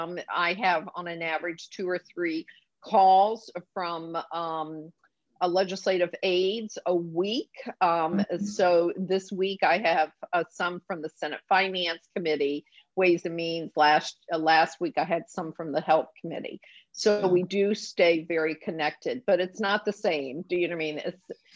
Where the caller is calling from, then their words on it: South Carolina, United States; So today I'm in South Carolina. But on Wednesday, I'm going back to DC.